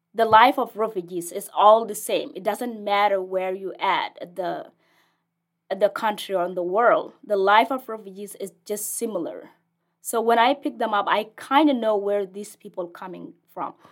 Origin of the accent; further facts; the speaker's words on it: Ethiopia; English is a second language; moved away as an adult; also born or lived in South Sudan; now in Lincoln, United States; I am originally from South Sudan, and I, I was in the refugees camp for as far as I was born there, so I didn't know any other place.